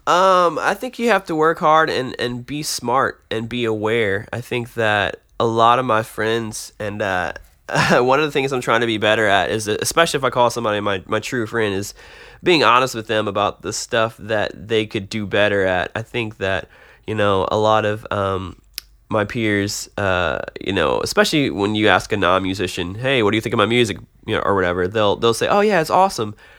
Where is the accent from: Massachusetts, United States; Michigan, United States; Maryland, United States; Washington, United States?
Michigan, United States; Detroit; moved away as an adult; also born or lived in Tulsa, Oklahoma; now in Nashville, United States; I grew up in Detroit. I uh, stayed there till I was about 18.